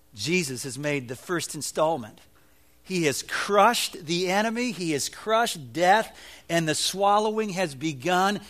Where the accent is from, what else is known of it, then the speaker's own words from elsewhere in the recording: Evanston, Illinois, United States; When I was a boy growing up in Evanston, Illinois